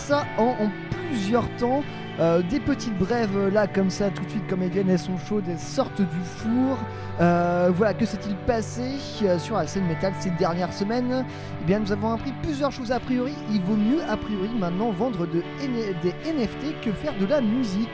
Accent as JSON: {"language": "French", "town": "Nantes", "region": "Pays de la Loire", "country": "France", "said": "en tant que Nantais, nous"}